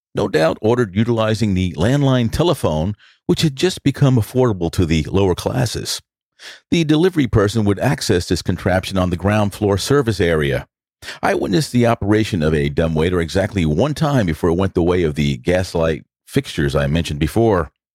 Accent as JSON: {"language": "English", "town": "New York City", "region": "New York", "country": "United States", "tie": "born or raised there", "also_born_or_lived": "Manhattan", "accent": "New York", "said": "if you weren't able to tell from my accent, I'm a product of New York. I was born in Manhattan, but basically spent my youth in the Bronx"}